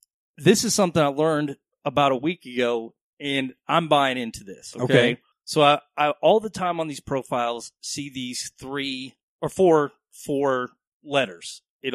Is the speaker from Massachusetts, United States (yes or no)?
no; Dallas, Texas, United States; I am from Texas. I grew up in Dallas.